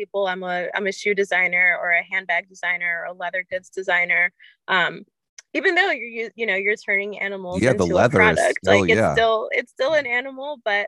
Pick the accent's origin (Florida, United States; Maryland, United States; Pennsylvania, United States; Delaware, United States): Florida, United States; Miami; now in New York City, United States; I grew up in Miami and now I live in New York